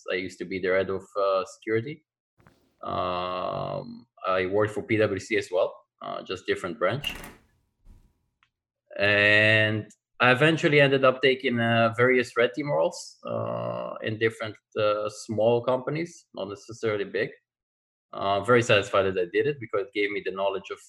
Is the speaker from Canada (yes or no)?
no; Israel; I'm originally from Israel